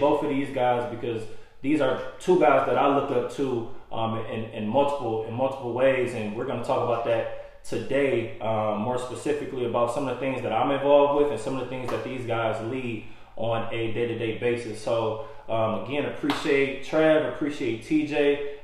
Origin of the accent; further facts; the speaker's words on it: Detroit, Michigan, United States; moved away; I come from Detroit, Michigan.